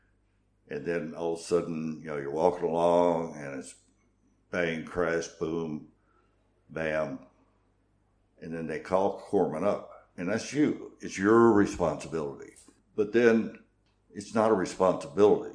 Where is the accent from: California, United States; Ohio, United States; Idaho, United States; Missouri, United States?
Missouri, United States; New Madrid; I grew up in small town America